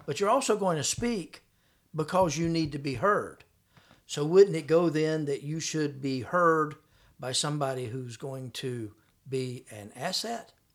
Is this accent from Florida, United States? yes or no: yes; Florida, United States; I was from Florida